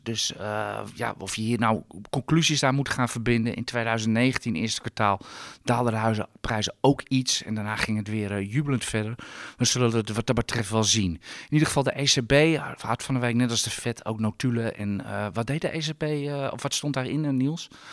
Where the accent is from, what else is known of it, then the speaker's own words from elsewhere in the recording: Netherlands; daar ben ik Hollander voor